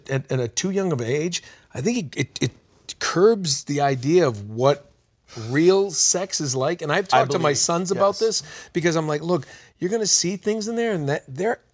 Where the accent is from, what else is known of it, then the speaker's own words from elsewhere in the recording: New England, United States; I grew up in New England